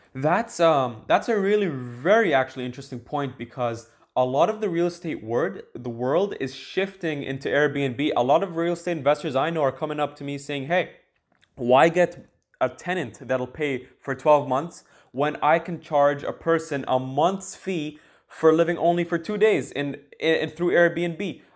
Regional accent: Dubai, United Arab Emirates; now in Canada; I live in Canada right now, but I'm from Dubai

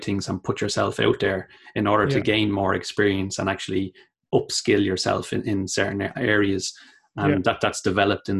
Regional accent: Dublin, Leinster, Ireland; also born or lived in Australia / Cork; when we got back to Dublin, I ended up moving to Cork. I actually loved living in Cork because it felt like I was still away from home again.

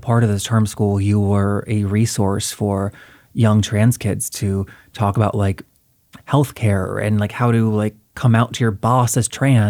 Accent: the South, United States; I'm from the South

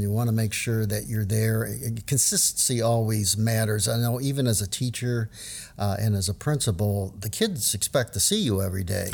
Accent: New Orleans, Louisiana, United States; I grew up in New Orleans

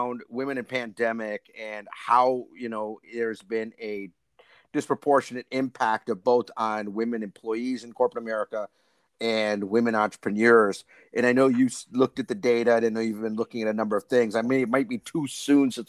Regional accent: Atlanta, Georgia, United States; based here in my hometown of Atlanta, Georgia

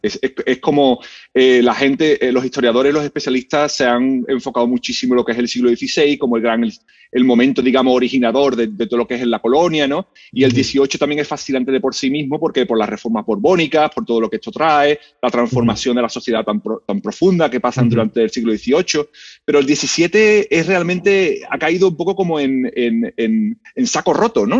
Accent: Seville, Andalusia, Spain; moved away as an adult; now in United States; yo soy español, yo soy de Sevilla

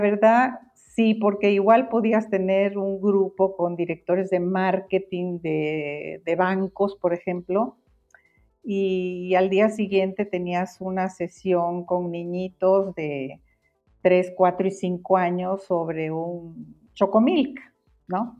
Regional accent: Guatemala; moved away as an adult; now in Mexico; Yo soy, yo nací en Guatemala, ahorita soy mexicana, más mexicana que el mole

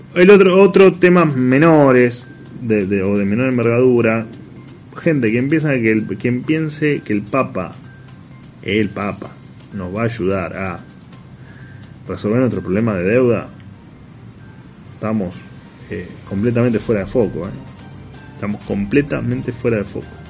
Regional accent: La Plata, Buenos Aires Province, Argentina; moved away as an adult; nací en La Plata. Después, bueno, me fui, pero a los veintipico años me fui, pero, pero soy de La Plata

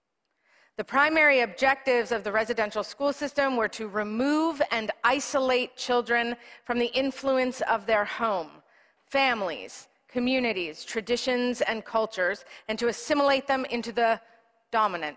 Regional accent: Canada; as a Presbyterian, as a Canadian

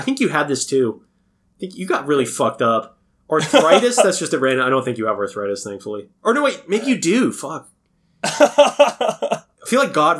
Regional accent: United States; As an American, I don't accept that.

